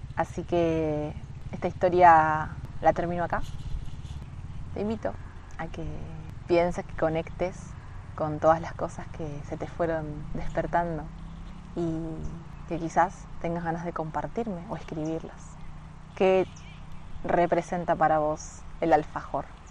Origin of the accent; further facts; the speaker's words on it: Florencio Varela, Buenos Aires Province, Argentina; de primero a sexto yo fui a un colegio que se llama eh, San Juan Bautista, que es como uno de los colegios más conocidos y más caros de eh, Florencio Varela, de donde soy yo.